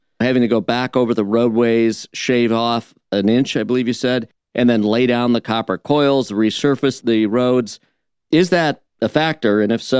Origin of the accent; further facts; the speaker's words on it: Flint, Michigan, United States; I'm from Flint.